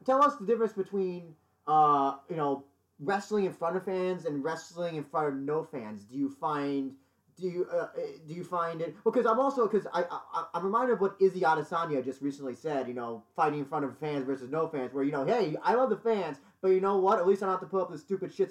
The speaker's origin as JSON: {"language": "English", "region": "New York", "country": "United States", "said": "I'm from New York"}